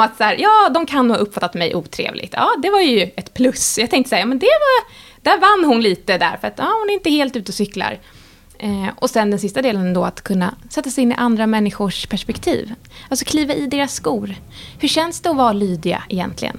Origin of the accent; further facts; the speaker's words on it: Sweden; som svensk